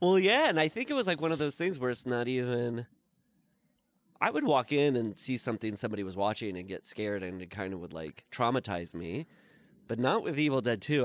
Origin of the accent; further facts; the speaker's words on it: Midwest, United States; now in Los Angeles, United States; I'm from the Midwest